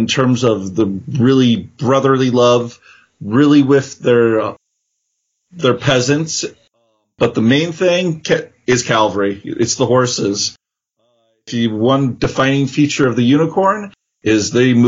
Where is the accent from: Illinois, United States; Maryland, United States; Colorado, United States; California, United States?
California, United States; San Jose; I'm from California, actually the Santa Clara region, San Jose.